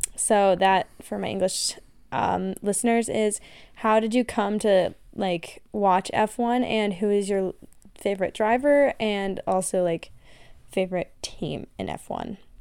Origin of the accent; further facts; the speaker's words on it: United States; accent: American; they heard my accent and ran. Um, Germans, they were like, "Oh my God, you're American.